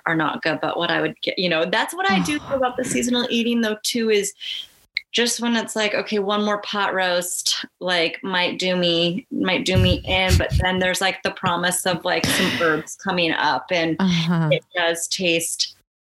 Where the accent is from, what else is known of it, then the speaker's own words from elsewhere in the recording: just outside of Portland, Oregon, United States; I grew up just outside of Portland